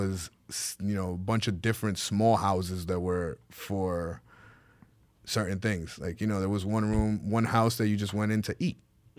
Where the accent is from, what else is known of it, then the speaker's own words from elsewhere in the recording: Santo Domingo, Distrito Nacional, Dominican Republic; first language es; English is a second language; also born or lived in New York; I grew up in the capital, Santo Domingo.